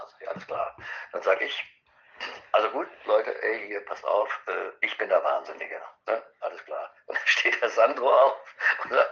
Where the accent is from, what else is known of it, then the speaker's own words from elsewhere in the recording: Eschwege, Hesse, Germany; Es wäre schön, weil am 6.1. wäre in Eschwege, in meiner Heimatstadt